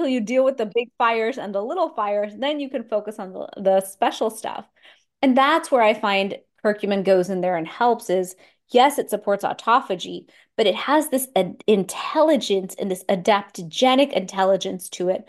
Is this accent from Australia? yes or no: no; India; I was like, wow, just being Indian, I eat this every day. I get turmeric, coriander, cumin, cinnamon in my garam masala.